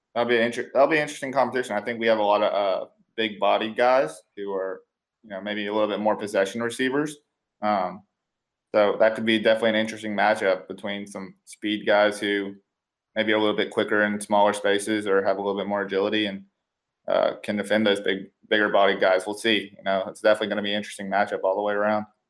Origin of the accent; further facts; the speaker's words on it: Nashville, Tennessee, United States; moved away; I'm originally from Nashville